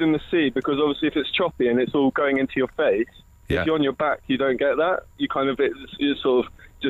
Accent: Spain; I grew up in Spain

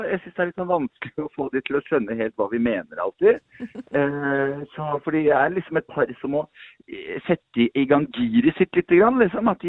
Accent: Eastern Norway, Norway; Uh, jeg er fra Østlandet.

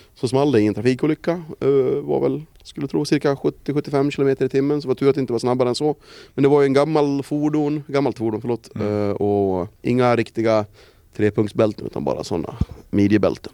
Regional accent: Sweden; vad vi är vana vid hemma i Sverige

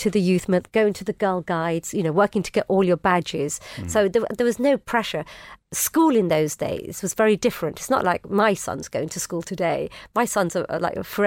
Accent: Bowdon, North West England, United Kingdom; I grew up in Bowden, Cheshire.

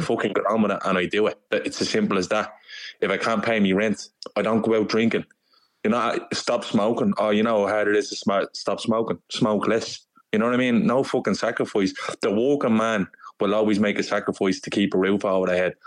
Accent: Dublin, Leinster, Ireland; I'm from Dublin

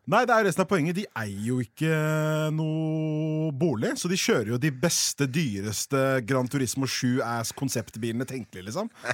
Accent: Oslo, Norway; jeg er oppvokst på Haugenstua

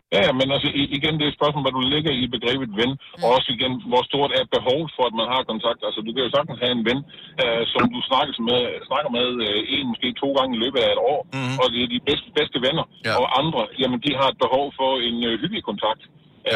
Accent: Southern Jutland, Southern Denmark, Denmark; jeg er sønderjyde

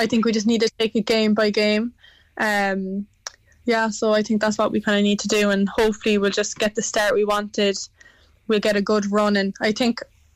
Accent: Cork, Munster, Ireland; I'm from Cork. I've been going to City games since I've been 5 or 6

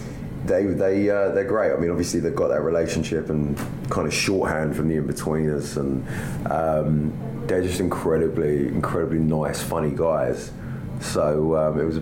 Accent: England, United Kingdom; I'm English

